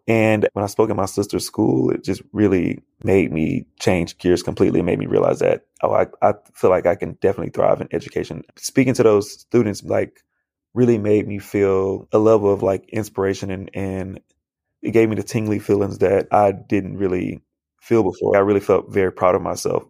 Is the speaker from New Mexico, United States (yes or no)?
no; Houston, Texas, United States; growing up, I went to schools in Southeast Houston, where it's predominantly black students